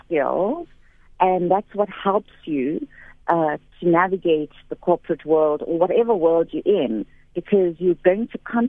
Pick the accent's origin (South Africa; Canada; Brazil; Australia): South Africa; KwaZulu-Natal; born or raised there; now in Johannesburg, South Africa